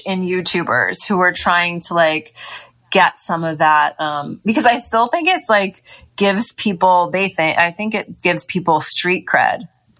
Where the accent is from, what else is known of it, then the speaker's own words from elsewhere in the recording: Hollywood, California, United States; growing up in Hollywood, the porn industry is here as well.